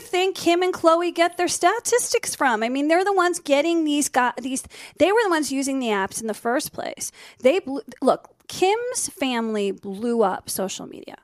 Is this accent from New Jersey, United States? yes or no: yes; New Jersey, United States; also born or lived in Miami; now in Los Angeles, United States; Even though I grew up in Jersey, I went to college